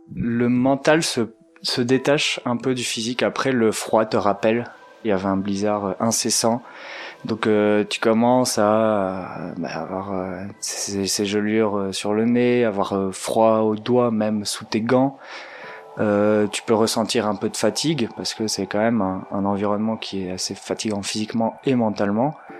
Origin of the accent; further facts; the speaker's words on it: Belgium; moved away as an adult; now in Marseille, France; je suis belge